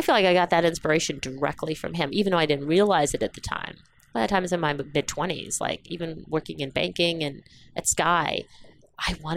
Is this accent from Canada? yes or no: yes; St. Catharines, Ontario, Canada; also born or lived in Dar es Salaam, Tanzania; I grew up in Canada, in Ontario, in southern Ontario, in a very small town called St. Catharines